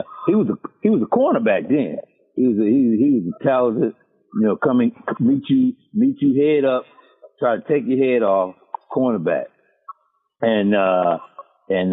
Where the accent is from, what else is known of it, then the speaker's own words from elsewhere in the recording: Chattanooga, Tennessee, United States; we come from Chattanooga, but it's not as small as most people think